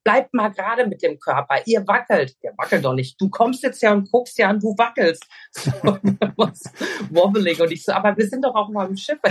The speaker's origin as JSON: {"language": "German", "region": "Hesse", "country": "Germany", "moved": "as an adult", "lives_now": "Portugal", "said": "Ich komme auch aus Hessen"}